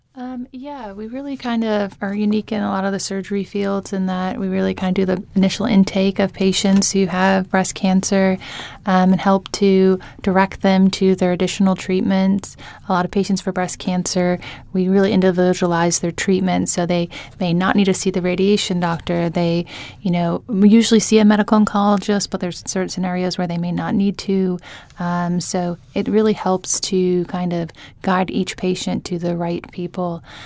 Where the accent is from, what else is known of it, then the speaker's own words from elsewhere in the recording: Tulsa, Oklahoma, United States; moved away as an adult; also born or lived in Jacksonville, Florida / Charlotte, North Carolina; now in New Orleans, United States; I grew up in Tulsa, Oklahoma, but I, um, spent most of my adult life in Jacksonville, Florida